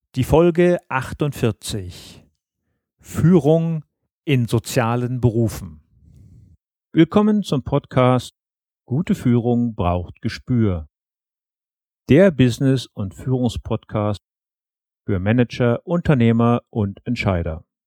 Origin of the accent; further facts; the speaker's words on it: Berlin, Germany; moved away; meine alte Heimatstadt nach Berlin